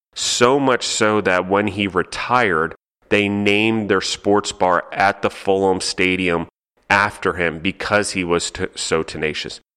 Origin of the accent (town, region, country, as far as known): United States